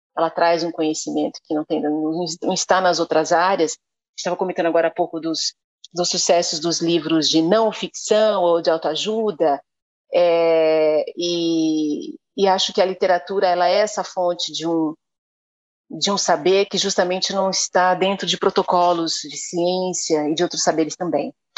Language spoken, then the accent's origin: Portuguese; São Bernardo do Campo, São Paulo, Brazil; foi na escola pública em São Bernardo do Campo, onde eu fui criada, e onde estudei